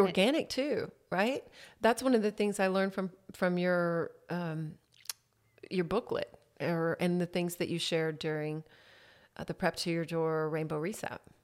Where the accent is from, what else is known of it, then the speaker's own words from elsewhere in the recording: Harker Heights, Texas, United States; moved away as an adult; also born or lived in Temple, Texas; I grew up in Harker Heights, which is outside Killeen